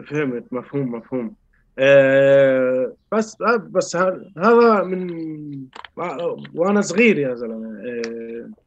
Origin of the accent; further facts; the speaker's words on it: Palestine; يعني انا انتبهت اني فلسطيني وكفلسطيني عندي مشكله